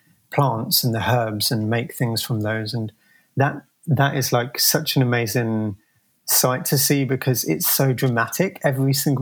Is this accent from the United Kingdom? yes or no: yes; Croydon, London, United Kingdom; moved away as an adult; now in San Francisco, United States; I grew up in South London. I think it's slightly debatable if I can call it London or not. The city is called Croydon.